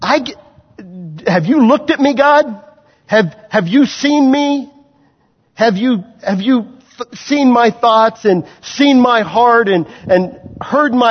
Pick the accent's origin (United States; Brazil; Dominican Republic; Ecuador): United States; Waverly, Kansas; moved away; I grew up in Waverly, Kansas, guys. I'm no city boy. I grew up around farm people, a town of 600